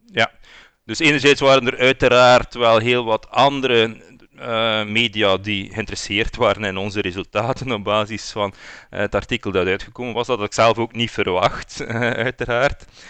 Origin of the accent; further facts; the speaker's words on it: West Flanders, Belgium; accent: West Flemish; ik kom ook van West-Vlaanderen.